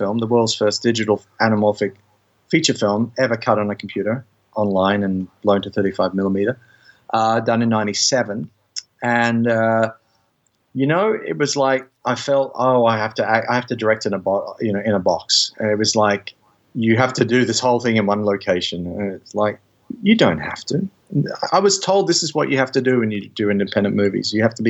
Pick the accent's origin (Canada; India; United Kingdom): United Kingdom; I'm British, but you know.